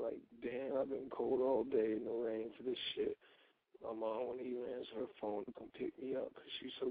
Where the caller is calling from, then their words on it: North Carolina, United States; 18 in North Carolina.